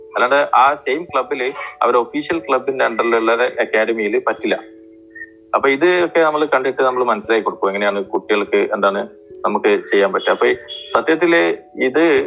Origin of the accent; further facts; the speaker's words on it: Thalassery, Kerala, India; also born or lived in Kozhikode; ഞാൻ തലശ്ശേരിക്കാരനാണ്